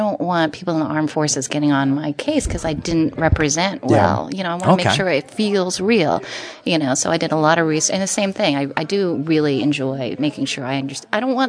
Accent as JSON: {"language": "English", "country": "United States", "said": "I am Chinese and I'm American, and I've sort of gone back and forth in terms of my identity."}